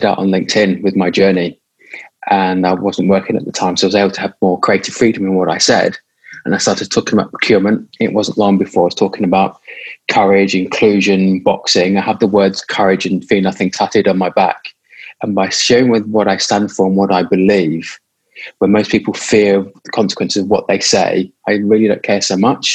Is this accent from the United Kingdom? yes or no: yes; United Kingdom; now in Australia; originally from the UK, but identify as an Australian.